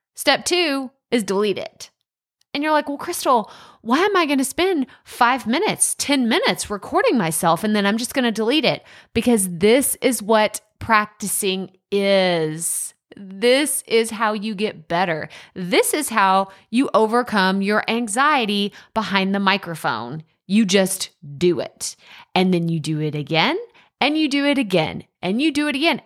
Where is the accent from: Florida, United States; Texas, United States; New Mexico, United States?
Texas, United States; East; accent: East Texas; that East Texas accent come out real strong, real strong